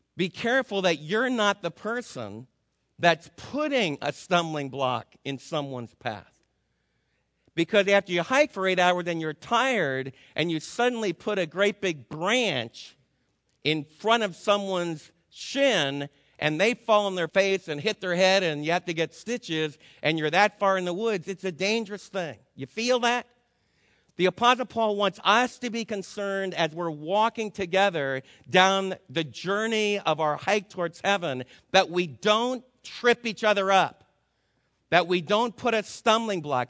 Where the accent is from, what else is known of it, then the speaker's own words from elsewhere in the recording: United States; also born or lived in Florida; As an American